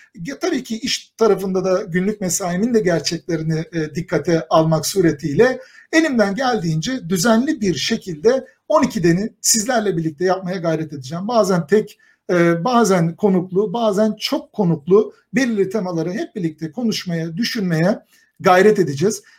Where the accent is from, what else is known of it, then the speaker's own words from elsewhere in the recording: Kayseri Province, Turkey; tipik bir Kayserili olarak